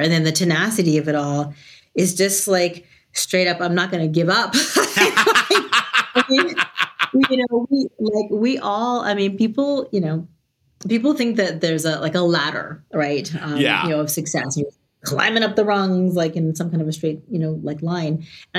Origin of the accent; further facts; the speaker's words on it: New York, United States; I'm from New York, but I've lived in 12 cities on 3 continents.